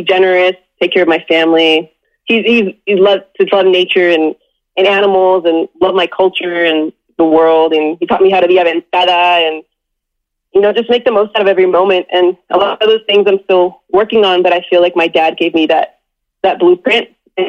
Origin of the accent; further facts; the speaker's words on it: Southern California, United States; growing up in Southern California